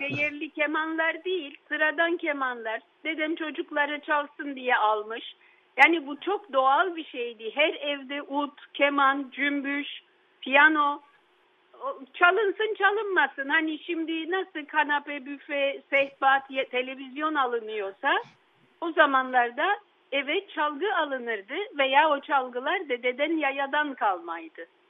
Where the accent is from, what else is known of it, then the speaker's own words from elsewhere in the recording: Istanbul, Turkey; also born or lived in Yedikule, Istanbul; Bakırköy'de e, büyüdüğüm evde